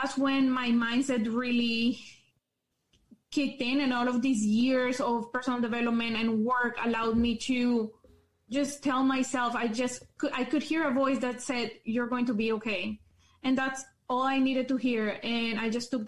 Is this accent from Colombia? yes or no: yes; Colombia; English is a second language; moved away as an adult; also born or lived in Calgary, Canada; now in Canada; I was born in Colombia. I lived there for 17 years of my life, and I moved to Canada when I was 17.